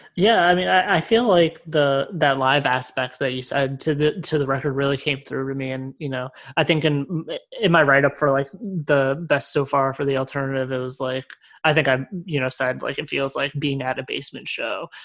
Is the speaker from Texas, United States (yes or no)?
no; Connecticut, United States; I'm from Connecticut